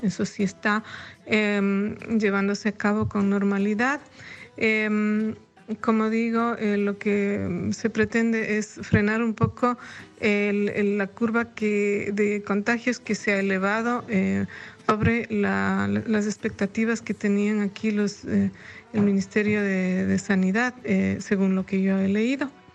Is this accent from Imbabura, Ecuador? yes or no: yes; Ibarra, Imbabura, Ecuador; now in Leipzig, Germany; mi ciudad natal en relación al el quehacer cultural que cada uno de nosotros como ecuatorianos en otras partes del mundo, en especial como ibarreños